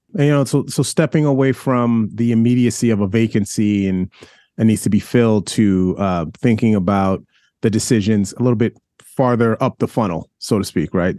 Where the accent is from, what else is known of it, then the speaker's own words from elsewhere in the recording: New York City, New York, United States; I'm a New Yorker